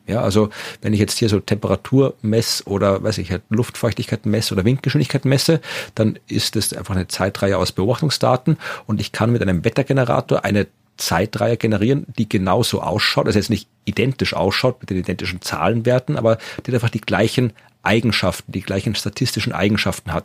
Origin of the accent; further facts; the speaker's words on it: Wachau, Lower Austria, Austria; in der Gegend, wo ich herkomme, in der Wachau, im Weinbaugebiet